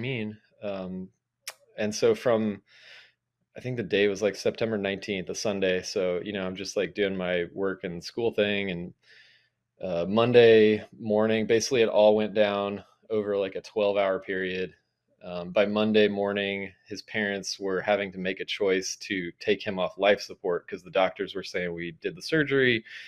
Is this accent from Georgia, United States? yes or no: yes; Atlanta, Georgia, United States; I'm from Atlanta originally